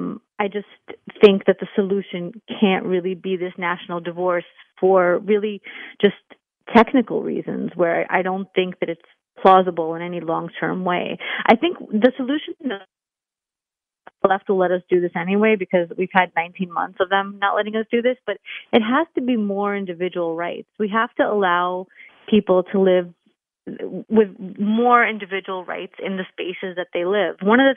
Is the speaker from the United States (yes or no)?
yes; New York, United States; And, you know, again, I'm a New Yorker.